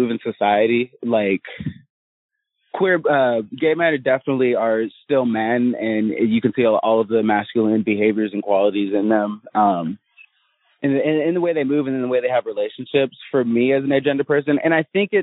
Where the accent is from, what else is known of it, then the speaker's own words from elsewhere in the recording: Interlachen, Florida, United States; I'm from Florida. I'm from a teeny tiny town called Interlochen